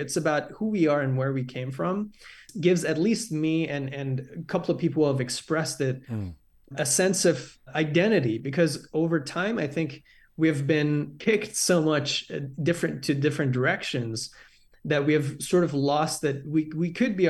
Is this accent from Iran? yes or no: yes; Iran; from the cartoons I grew up watching in Iran